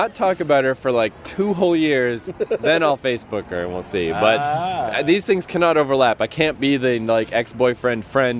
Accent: Canada; They don't take those in my homeland. I'm from Canada

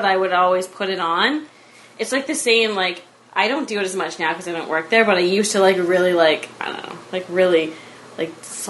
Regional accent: Oshawa, Ontario, Canada; growing up in Oshawa.

